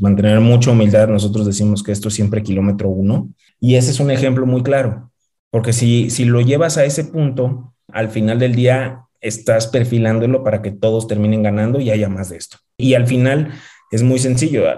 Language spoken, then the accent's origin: Spanish; León, Guanajuato, Mexico; moved away as an adult; also born or lived in Monterrey / Washington, D.C. / New York; Yo soy de León, nací, crecí en León, estudié en el TEC de Monterrey, en Monterrey